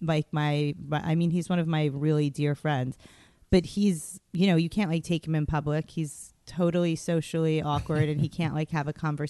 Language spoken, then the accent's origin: English; New York City, New York, United States; moved away; also born or lived in Los Angeles / Tel Aviv; I grew up in Queens.